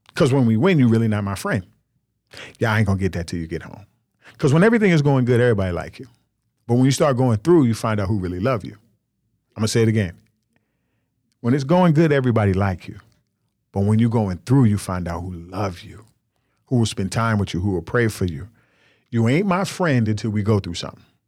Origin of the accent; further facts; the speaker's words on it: Nigeria; I'm Nigerian.